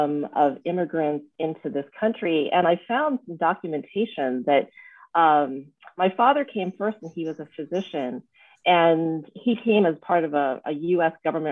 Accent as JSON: {"language": "English", "country": "United States", "tie": "born or raised there", "said": "I'm an American-born daughter of Thai immigrants. And my parents came from Thailand in the mid to late 60s after the passing of the Hart Immigration Act of 1965."}